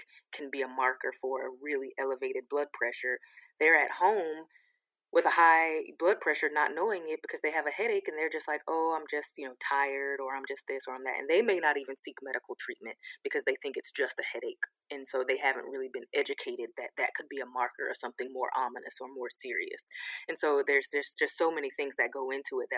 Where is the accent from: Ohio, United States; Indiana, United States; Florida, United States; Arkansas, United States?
Florida, United States; Sanford; now in Atlanta, United States; I grew up actually in Sanford, Florida